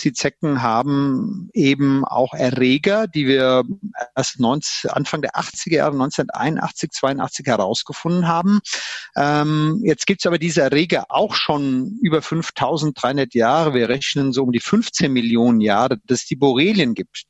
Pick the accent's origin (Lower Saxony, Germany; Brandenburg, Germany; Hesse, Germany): Hesse, Germany; near Limburg an der Lahn, Central; now in Bavaria, Germany; bin aus Mittelhessen, aus der Nähe von Limburg an der Lahn, Frankfurt und wir hatten früher immer Schnee und Winter und Eis